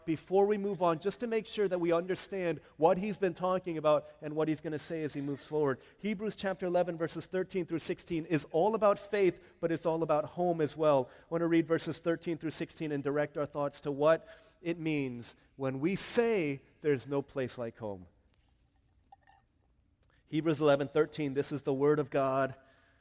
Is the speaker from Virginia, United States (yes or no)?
yes; Arlington, Virginia, United States; I wasn't born in Korea. I was born in Arlington, Virginia. Parents are from Korea